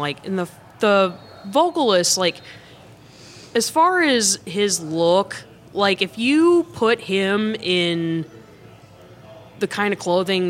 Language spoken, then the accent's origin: English; the South, United States; I'm also from the South myself.